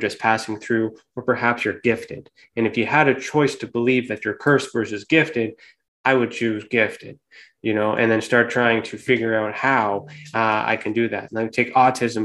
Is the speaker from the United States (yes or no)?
no; Canada; here in Canada. So I'm Canadian